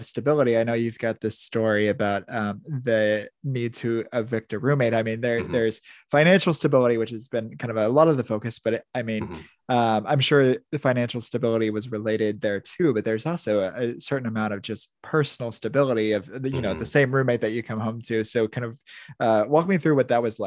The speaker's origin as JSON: {"language": "English", "region": "Indiana", "country": "United States", "tie": "born or raised there", "also_born_or_lived": "Wisconsin / Chicago suburbs, Illinois", "moved": "as an adult", "lives_now": "Florida, United States", "said": "I was born and raised in Indiana, went to grad school in Wisconsin, lived in the suburbs of Chicago for a while. Now I live in Florida"}